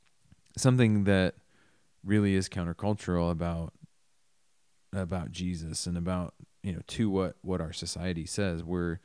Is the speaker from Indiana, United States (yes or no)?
yes; Millersburg, Indiana, United States; I grew up in Millersburg, Indiana.